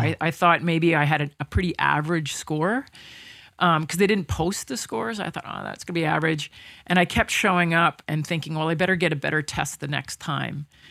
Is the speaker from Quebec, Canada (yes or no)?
no; Toronto, Ontario, Canada; I grew up in Toronto